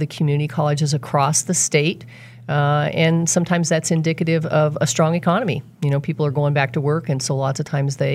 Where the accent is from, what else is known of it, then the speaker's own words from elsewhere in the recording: North Platte, Nebraska, United States; now in El Dorado, United States; From Nebraska. Okay. Grew up in North Platte, Nebraska